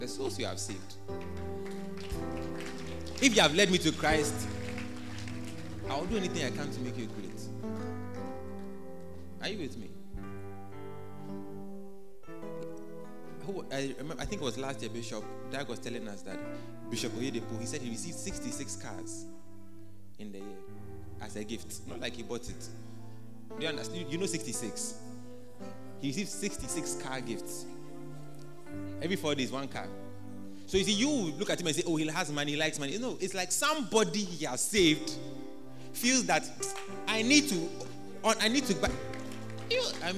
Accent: Ghana; as a Ghanaian

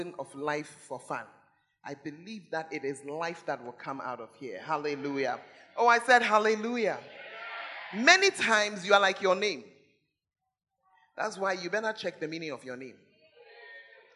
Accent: Accra, Greater Accra, Ghana; moved away; also born or lived in Tamale; I'm a girl from Accra.

